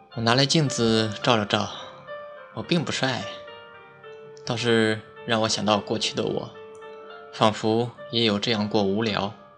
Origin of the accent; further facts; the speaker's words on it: Henan, China; moved away; 我是河南的